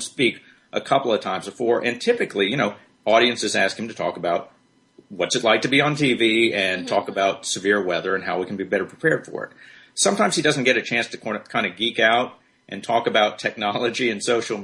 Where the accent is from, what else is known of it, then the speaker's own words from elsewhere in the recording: Birmingham, Alabama, United States; Birmingham is my hometown. I grew up here